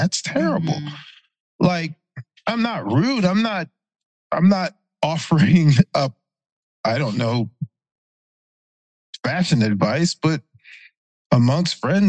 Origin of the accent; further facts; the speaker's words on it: Berkeley County, South Carolina, United States; also born or lived in Charleston; I was born in Charleston. I grew up in Berkeley County, which is the neighboring county. I'm from the sticks, and I'm proud to be from the sticks.